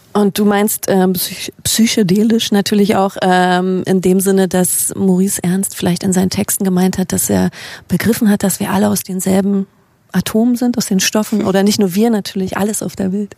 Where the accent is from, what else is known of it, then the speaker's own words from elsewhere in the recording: Berlin, Germany; wir kommen beide aus Berlin und leben auch noch